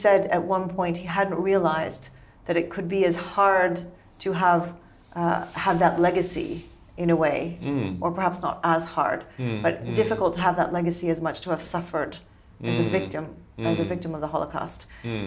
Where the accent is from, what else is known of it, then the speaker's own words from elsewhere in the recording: United States; I'm American